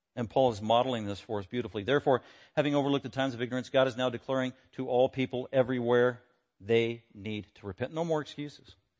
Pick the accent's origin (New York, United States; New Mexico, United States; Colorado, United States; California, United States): Colorado, United States; Denver; I was born in Denver, nineteen sixty-six